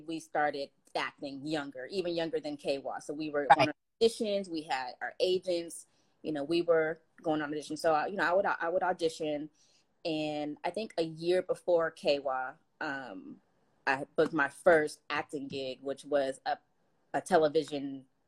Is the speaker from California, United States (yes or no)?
yes; Los Angeles, California, United States; Grew up, born and raised in West LA, California